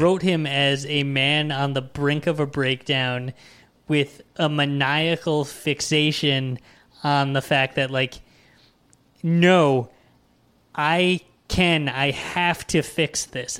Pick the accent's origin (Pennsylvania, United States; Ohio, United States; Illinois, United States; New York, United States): New York, United States; as a New Yorker